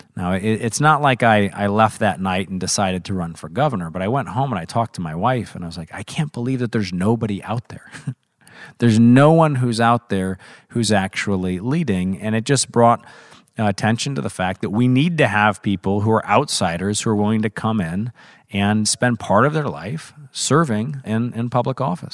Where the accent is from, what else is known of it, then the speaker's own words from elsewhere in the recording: Missouri, United States; I was very fortunate to grow up in Missouri.